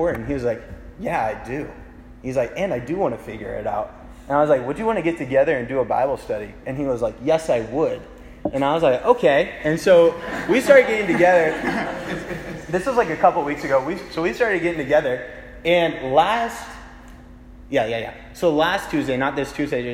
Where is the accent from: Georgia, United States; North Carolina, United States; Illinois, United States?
Georgia, United States; Kennesaw; moved away as an adult; now in Auburn, United States; I go home every once in a while to Kennesaw